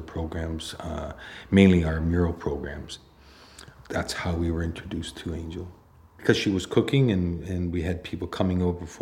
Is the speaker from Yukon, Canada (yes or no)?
yes; Whitehorse, Yukon, Canada; I'm from Whitehorse, Yukon. I arrived in the Yukon when I was about 7 years old.